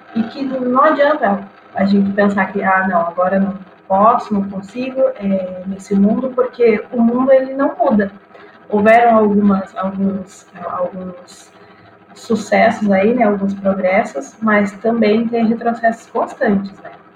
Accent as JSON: {"language": "Portuguese", "region": "Rio Grande do Sul", "country": "Brazil", "said": "eu sou gaúcha"}